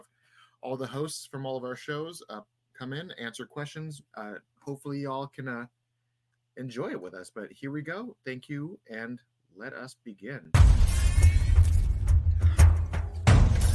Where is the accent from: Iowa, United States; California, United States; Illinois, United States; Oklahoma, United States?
California, United States; San Diego; moved away; I'm originally from San Diego. I grew up North County, San Diego